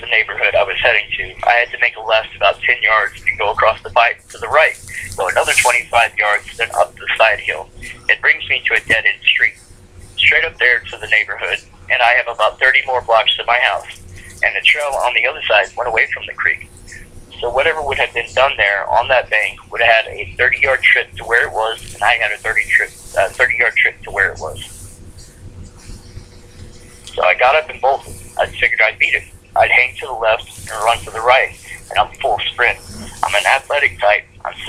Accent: New York, United States; I'm not scared of much, especially growing up in New York.

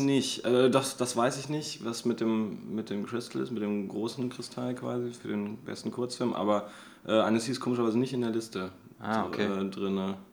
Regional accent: Göttingen, Lower Saxony, Germany; moved away; also born or lived in Offenbach; ursprünglich komme ich aus Göttingen

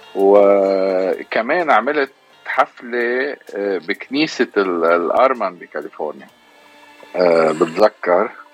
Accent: Lebanon; moved away as an adult; also born or lived in Egypt; now in Houston, United States; انا بالاغتراب عن لبنان صار لي كثير يعني 30 سنه 32 سنه تقريبا

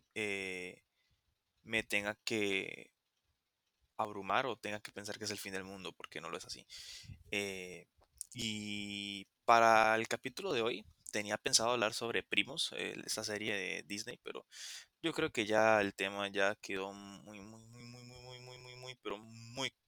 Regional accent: Costa Rica; aquí en Costa Rica pasa que yo soy de Costa Rica

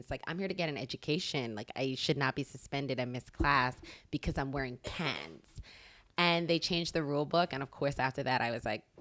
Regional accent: Bermuda; I'm from Bermuda, it's okay. an island.

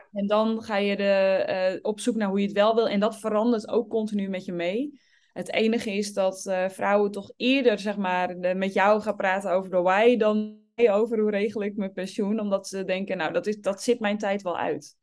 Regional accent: Obdam, North Holland, Netherlands; born or raised there

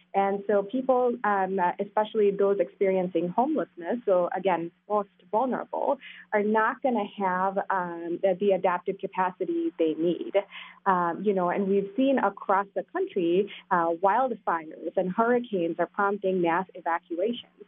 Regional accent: South India, India; moved away; I grew up in India, South India

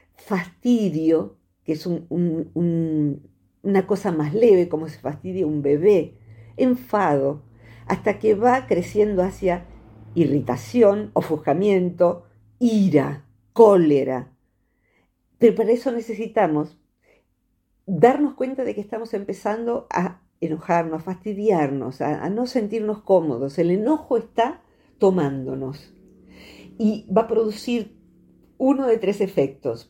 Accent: Argentina; soy argentina

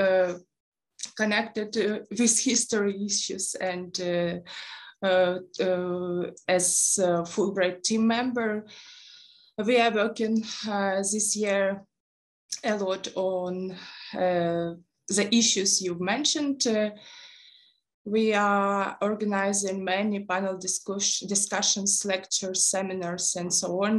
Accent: Rubizhne, Luhansk Oblast, Ukraine; moved away as an adult; also born or lived in Kyiv; I'm originally from east of Ukraine. I was born in Rubizhne, Luhansk Oblast.

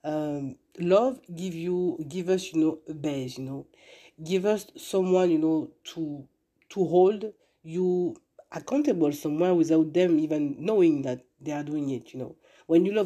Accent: Paris, Île-de-France, France; English is a second language; moved away as an adult; now in United States; I'm living now in US, and I'm coming from France, born in Paris. And when I came here 6 years ago

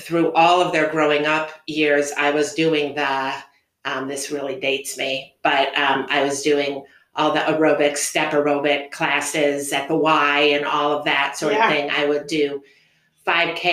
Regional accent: Schaumburg, Illinois, United States; moved away as an adult; also born or lived in Anderson, Indiana; now in Fort Wayne, United States; I grew up in the Chicagoland area. I grew up in Schaumburg

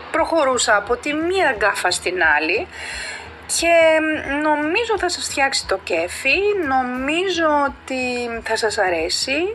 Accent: Greece; moved away as an adult; also born or lived in South Africa; σαν Ελληνίδα

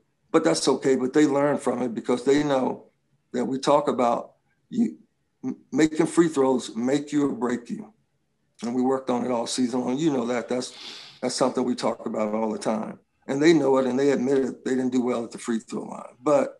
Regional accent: Little Rock, Arkansas, United States; now in California, United States; when we were growing up in my family, I came from Little Rock, Arkansas, from the South. And, you know, things were a little bit different there.

